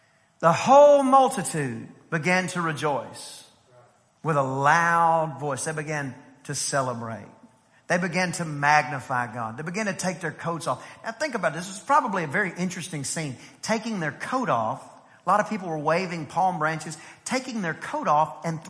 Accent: East Texas, United States; I grew up in East Texas where, you know, everybody did some kind of cowboy

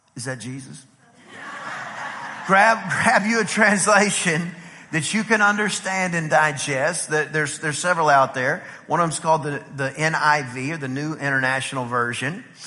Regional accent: Texas, United States; we're from Texas

